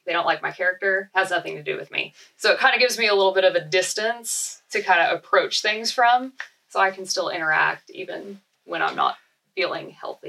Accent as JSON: {"language": "English", "region": "Arizona", "country": "United States", "said": "I'm from Arizona."}